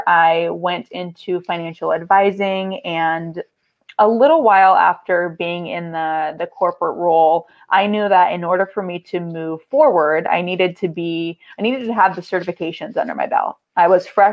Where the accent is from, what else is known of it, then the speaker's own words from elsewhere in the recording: San Diego, California, United States; I am from San Diego, born and raised from sunny San Diego, California